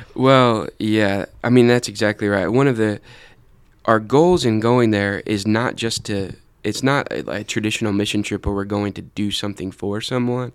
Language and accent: English; United States; we, as American Christians